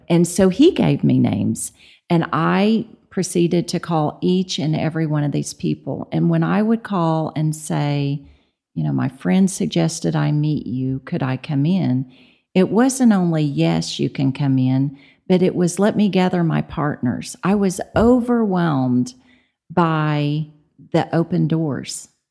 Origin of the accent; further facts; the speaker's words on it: Tulsa, Oklahoma, United States; moved away as an adult; now in Amarillo, United States; I'm from Tulsa